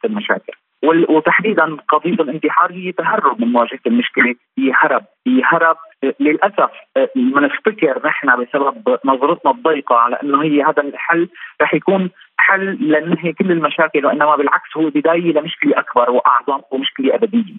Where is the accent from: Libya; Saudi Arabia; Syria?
Syria; also born or lived in Venezuela; now in Caracas, Venezuela; نحن بسوريا انا كمواطن سوري ولو اني عايش برا